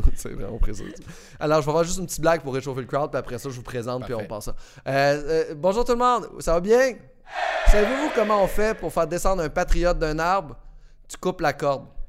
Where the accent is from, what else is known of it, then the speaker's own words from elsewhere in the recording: Beauce, Quebec, Canada; je viens de la Beauce comme toi